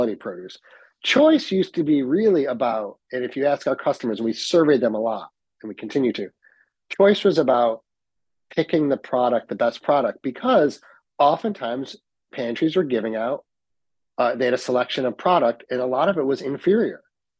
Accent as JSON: {"language": "English", "town": "Utica", "region": "New York", "country": "United States", "tie": "born or raised there", "also_born_or_lived": "Ithaca, New York / London", "said": "I'm born and raised in Utica, but had restaurants in Ithaca"}